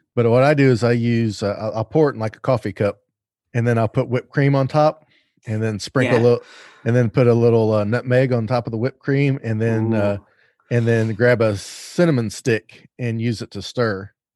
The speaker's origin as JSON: {"language": "English", "region": "the South", "country": "United States", "said": "I'm from the South"}